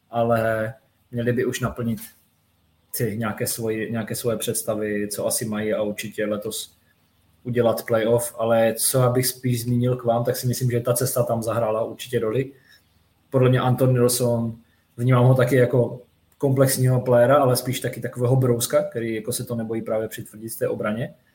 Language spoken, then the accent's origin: Czech; Moravian Wallachia, Czechia; jak se říká u nás na Valašsku.